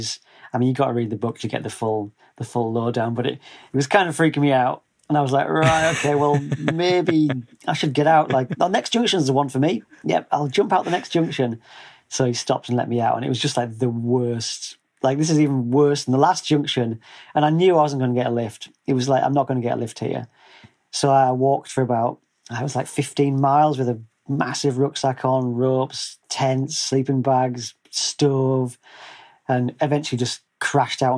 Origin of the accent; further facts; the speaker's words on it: North East England, United Kingdom; moved away as an adult; grew up in the northeast of England, which it's about 120 miles north of Sheffield.